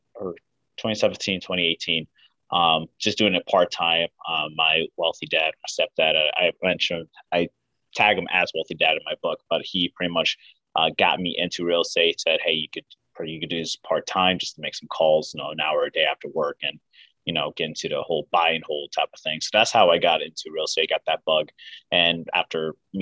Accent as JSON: {"language": "English", "town": "West Orange", "region": "New Jersey", "country": "United States", "also_born_or_lived": "Hoboken, New Jersey", "said": "I'm originally from New Jersey, West Orange, New Jersey"}